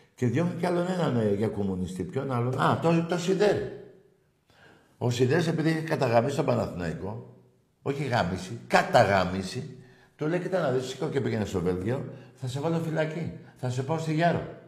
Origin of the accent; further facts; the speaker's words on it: Greece; η Ελλάδα, η σημαία μου, η πατρίδα μου